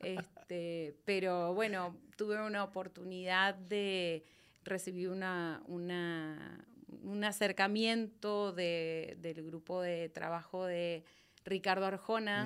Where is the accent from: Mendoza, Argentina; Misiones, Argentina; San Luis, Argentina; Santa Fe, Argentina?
Mendoza, Argentina; accent: Argentine; moved away as an adult; now in Guatemala; Vine desde Mendoza, Argentina, que es desde donde nací, donde viví eh, hace hasta los 29 años